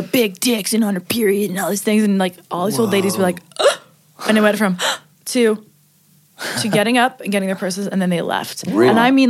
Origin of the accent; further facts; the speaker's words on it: Hamilton, Ontario, Canada; also born or lived in Toronto; I grew up in like Toronto. Like okay. I'm from Hamilton, so it's like 45 minutes from Toronto. From 18 on, I was in Toronto, and we are the most multicultural city, I think, in the world.